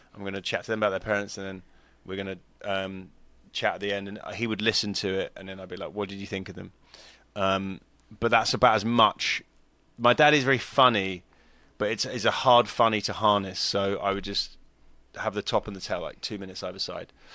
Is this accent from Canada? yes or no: no; United Kingdom; moved away as an adult; now in California, United States; being British